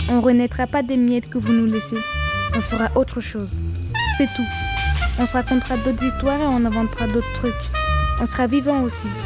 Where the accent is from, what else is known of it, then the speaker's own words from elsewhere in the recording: Ouagadougou, Centre, Burkina Faso; Je viens de Ouagadougou, c'est ma ville. Là-bas, les copains, j'en ai plein.